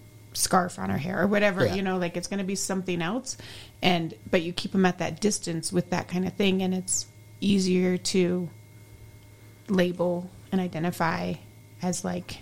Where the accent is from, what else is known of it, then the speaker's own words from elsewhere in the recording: United States; As soon as they hear me talk, right, they hear my accent, they know. Yeah, I'm a Mzungu, I'm an American.